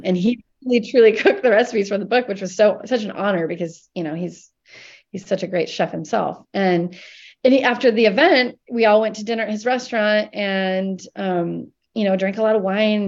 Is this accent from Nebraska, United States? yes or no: yes; Columbus, Nebraska, United States; moved away as an adult; now in Portland, United States; growing up in Nebraska